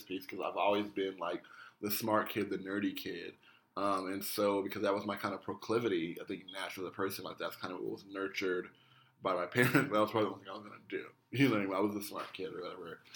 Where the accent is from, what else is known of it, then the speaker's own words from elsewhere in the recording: Denver, Colorado, United States; I grew up in Denver, Colorado